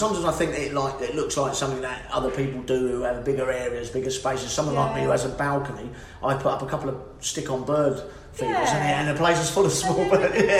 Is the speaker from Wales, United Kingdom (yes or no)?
no; London, United Kingdom; I'm a Londoner, so I garden in small spaces.